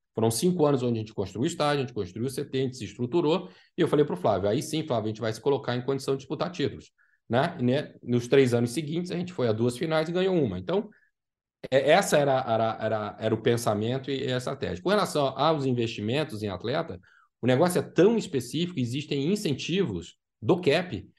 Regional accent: Brazil; now in Orlando, United States; para a gente, como brasileiro

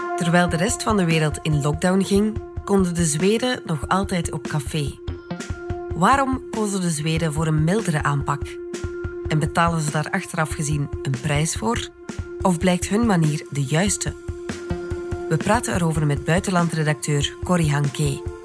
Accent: Belgium; wij als Belgen

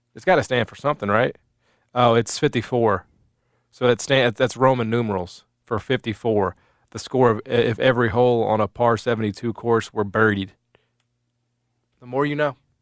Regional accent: United States; I need to maintain a little bit of my nationalism, right, as an American.

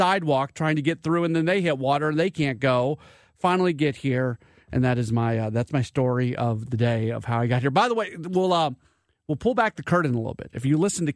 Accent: St. Louis, Missouri, United States; moved away as an adult; I grew up in St. Louis. I've been out of here for 20 years.

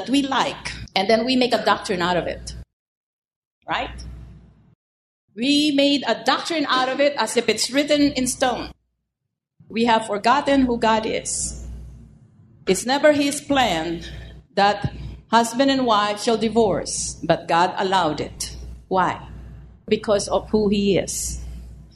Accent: United States; I'm an American

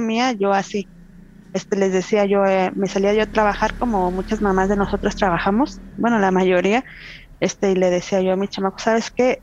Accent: Tequisquiapan, Querétaro, Mexico; soy de acá de Tequisquiapan, Tequisquiapan Querétaro

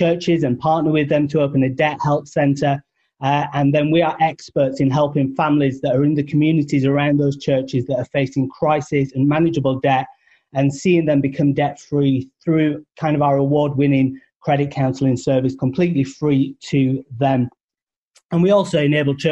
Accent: United Kingdom; accent: British; now in United States; Originally from the UK

